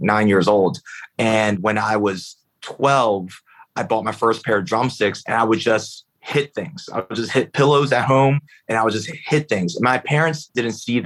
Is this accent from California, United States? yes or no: no; Philadelphia, Pennsylvania, United States; I grew up in Philly, in North Philly, and my parents were immigrants from China